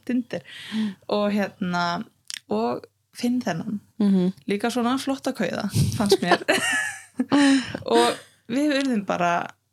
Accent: Reykjavík, Capital Region, Iceland; also born or lived in Hauganes; now in Akureyri, Iceland; uppalinn hérna í Reykjavík þá um tíu og sjóra og síðan fluttist við á Hauganes sem er á milli Akrar og Dalvíkur

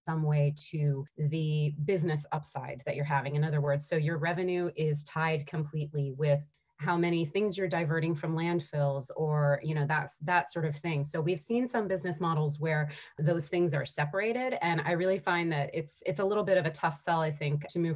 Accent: United States; now in Vancouver, Canada; I'm an American. I live in Canada, in Vancouver.

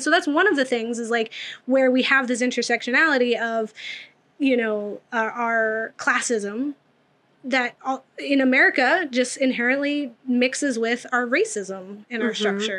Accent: Massachusetts, United States; accent: Boston; moved away; I was born in Massachusetts. And so I have a lot of family from Boston. My mom has the accent every now and again. It's not as strong.

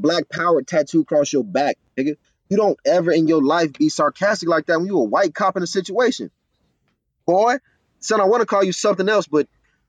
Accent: Marietta, Georgia, United States; I'm from Atlanta, Georgia. I'm actually from the north part of Atlanta. I'm from the suburbs of Marietta in the county of Cobb County.

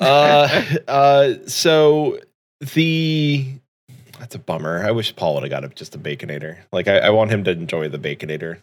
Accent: United States; as an American

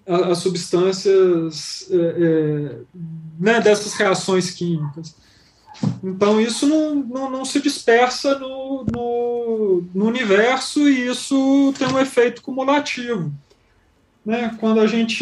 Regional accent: Belo Horizonte, Minas Gerais, Brazil; Eu sou nascido em Belo Horizonte

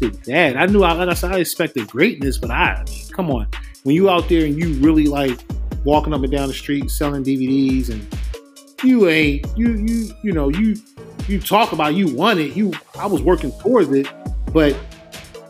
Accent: Philadelphia, Pennsylvania, United States; I'm from West Philly

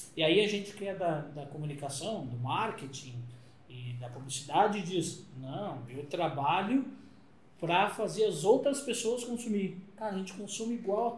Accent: Rio Grande do Sul, Brazil; eu sou gaúcho, vem de Porto Alegre

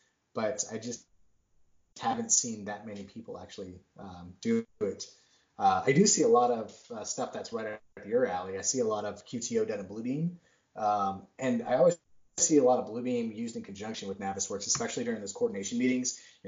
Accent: Worcester, Massachusetts, United States; I'm from Massachusetts originally. I'm from Worcester. And I hear all these people talking, and I'm like, oh, my gosh, did I used to sound like this?

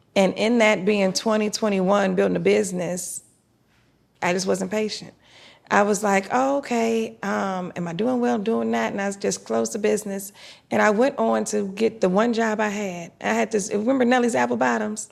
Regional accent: Detroit, Michigan, United States; now in Atlanta, United States; I grew up in Detroit, Michigan.

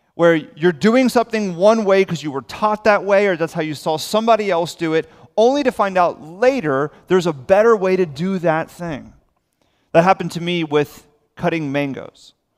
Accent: South Florida, United States; I'm born and raised in South Florida.

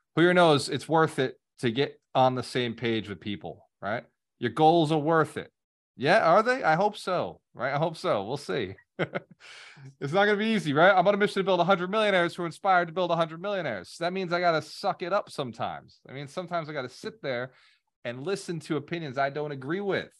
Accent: New England, United States; now in Florida, United States; I grew up in New England

